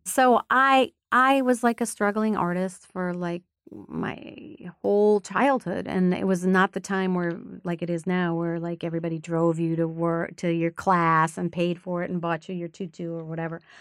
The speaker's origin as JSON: {"language": "English", "town": "Rochester", "region": "Minnesota", "country": "United States", "tie": "born or raised there", "said": "I was born in Rochester, Minnesota, which is a small town in southern Minnesota"}